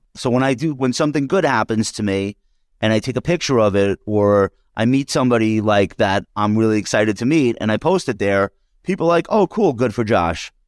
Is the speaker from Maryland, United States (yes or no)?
no; Long Island, New York, United States; we're both from Long Island